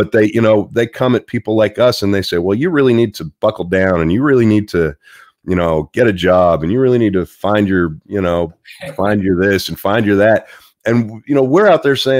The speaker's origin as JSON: {"language": "English", "town": "Pittsburgh", "region": "Pennsylvania", "country": "United States", "said": "I'm from Pittsburgh"}